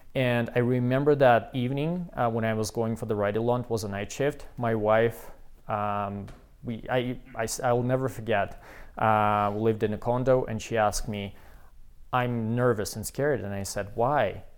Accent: Belarus; English is a second language; moved away as an adult; also born or lived in Quebec, Canada / Wilcox, Saskatchewan, Canada / Saskatoon, Canada; now in Calgary, Canada; we are from Belarus

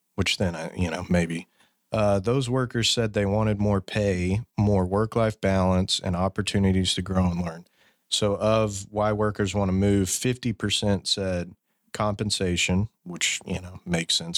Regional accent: Fort Worth, Texas, United States; born and raised in Fort Worth

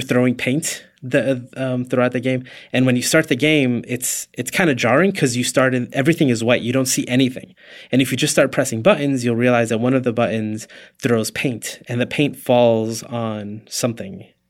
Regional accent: Puerto Rico; moved away; I was born in Puerto Rico.

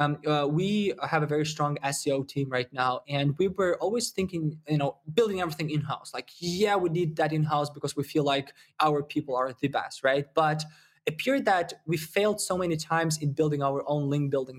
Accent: Ukraine; I'm originally from Ukraine, so you probably got the accent

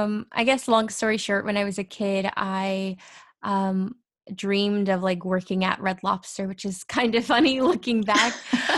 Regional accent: Fresno, California, United States; born there; also born or lived in Orlando / Texas / Kansas / Mississippi; I was born in Fresno, California, but I also have lived in Orlando and Texas and Kansas and Mississippi and New Jersey and DC.

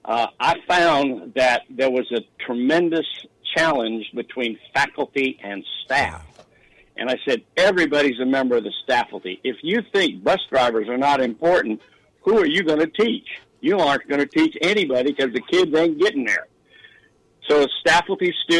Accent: Sacramento, California, United States; moved away; also born or lived in Denver; I was born in Denver and I grew up in Sacramento

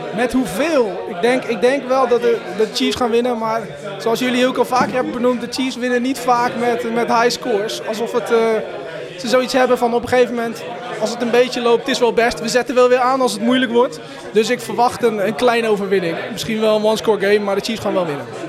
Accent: Gorinchem, South Holland, Netherlands; ik kom uit Gorkum.

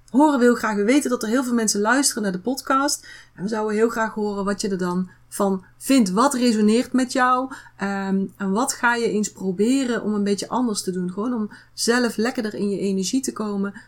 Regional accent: North Brabant, Netherlands; Bij ons in Brabant zeggen we dan houdoe.

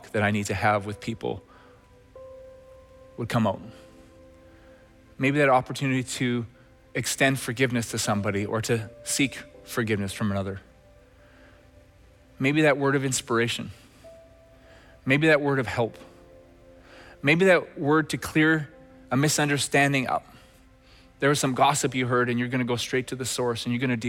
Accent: Red Deer, Alberta, Canada; moved away; my days growing up in Red Deer, Alberta

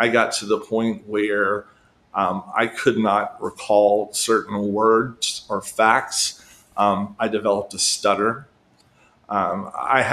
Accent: South Carolina, United States; my home state of South Carolina

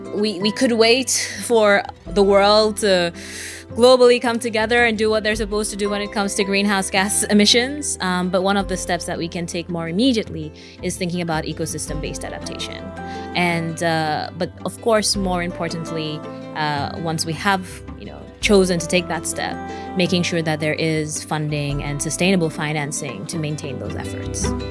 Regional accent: Seychelles; I'm from the Seychelles

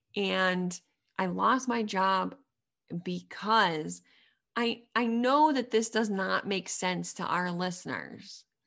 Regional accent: Middlesex County, near Boston, Massachusetts, United States; I'm from a small town outside of Boston by about thirty minutes in Middlesex County

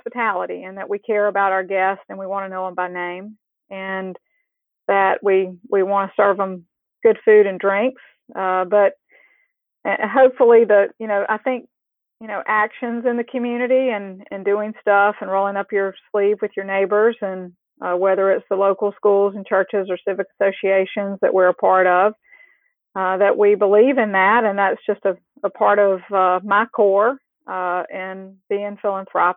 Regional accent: South Carolina, United States; moved away as an adult; now in Houston, United States; I grew up in South Carolina

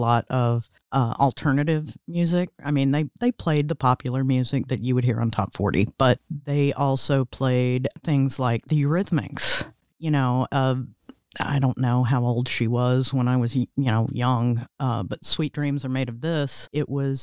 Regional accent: Little Rock, Arkansas, United States; growing up in Arkansas, even though it was in Little Rock, it was in the city

